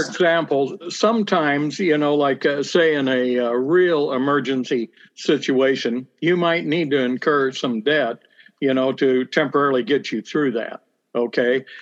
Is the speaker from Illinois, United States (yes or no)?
yes; Bloomington, Illinois, United States; I am uh, born and raised in Bloomington Normal. Uh, spent my uh, my whole life here